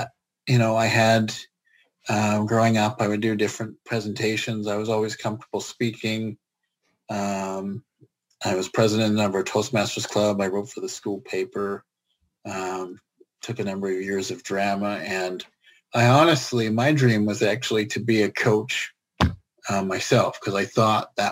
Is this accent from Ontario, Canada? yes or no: no; Prince George, British Columbia, Canada; moved away as an adult; also born or lived in Gibsons; now in Vancouver, Canada; I basically grew up from the age of five. I started kindergarten through to my first year of college. So 5 to 18, I lived in Prince George.